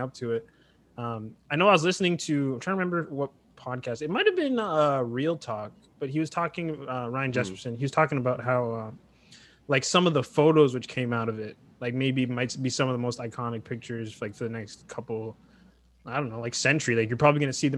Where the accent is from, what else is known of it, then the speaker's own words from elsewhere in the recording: Canada; I'm just a Canadian